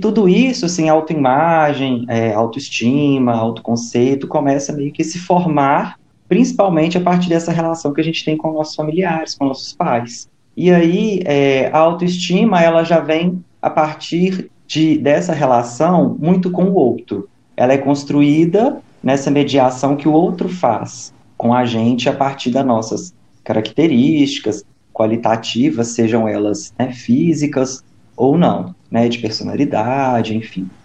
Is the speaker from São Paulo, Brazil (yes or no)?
no; interior of Minas Gerais, Brazil; now in Belo Horizonte, Brazil; sou mineiro do interior, mas moro atualmente em Belo Horizonte